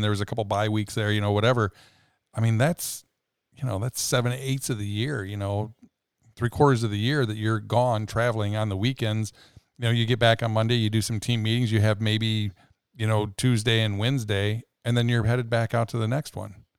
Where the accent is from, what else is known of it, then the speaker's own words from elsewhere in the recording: Rockford, Illinois, United States; as a kid, you know, growing up in Rockford, Illinois